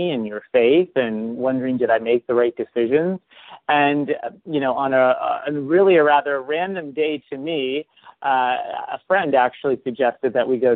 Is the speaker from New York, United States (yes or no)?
no; St. Marys, Pennsylvania, United States; my hometown of St. Mary's, Pennsylvania